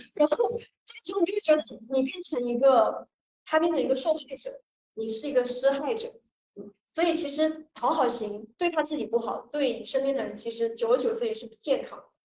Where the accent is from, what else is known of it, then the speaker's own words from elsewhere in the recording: Guangdong, China; 我是潮汕人